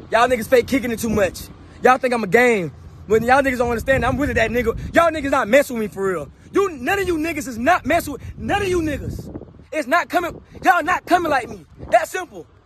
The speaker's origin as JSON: {"language": "English", "town": "Jacksonville", "region": "Florida", "country": "United States", "said": "I'm from Jacksonville, Florida, Duval."}